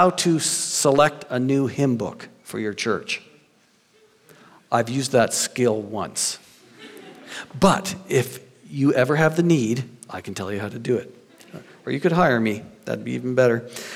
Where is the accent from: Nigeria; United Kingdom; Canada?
Canada; New Brunswick; I grew up in New Brunswick